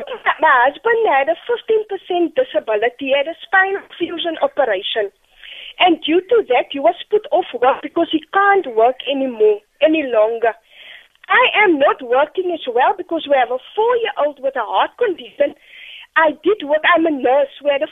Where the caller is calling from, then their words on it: Cape Town, Western Cape, South Africa; I'm phoning from Cape Town, Delft.